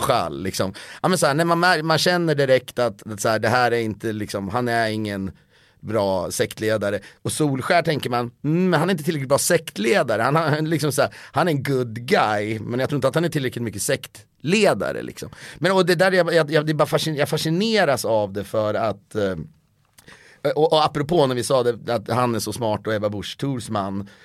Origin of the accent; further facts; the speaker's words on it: Köping, Västmanland, Sweden; also born or lived in Stockholm; now in Los Angeles, United States; jag känner mig mer hemma i Köping än i Stockholm